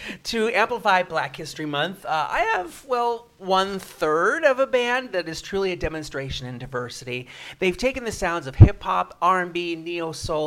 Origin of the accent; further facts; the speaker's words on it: United States; now in Prince Edward Island, Canada; As an American expat